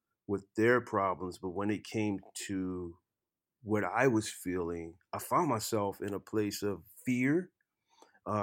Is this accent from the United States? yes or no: yes; Lafayette, Louisiana, United States; moved away as an adult; also born or lived in Nashville; I grew up in Lafayette, Louisiana, in a very festive culture.